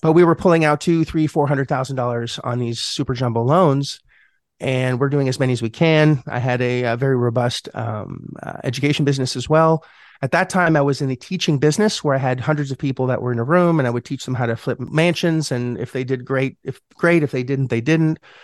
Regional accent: Montreal, Quebec, Canada; moved away; I'm Canadian. I'm from, uh, Montreal originally

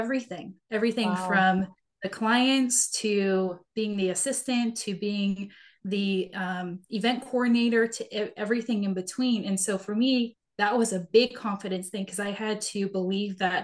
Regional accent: Seattle, Washington, United States; I grew up in Seattle and went to college

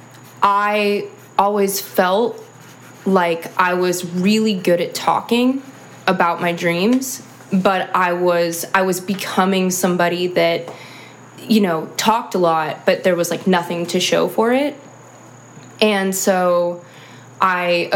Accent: Sacramento, California, United States; moved away as an adult; also born or lived in Chicago; I'm from Sacramento, California

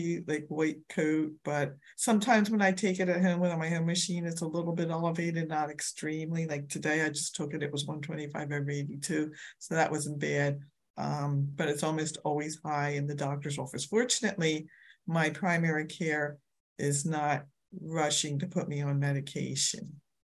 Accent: Philadelphia suburbs, Pennsylvania, United States; I am from Philadelphia, PA suburbs.

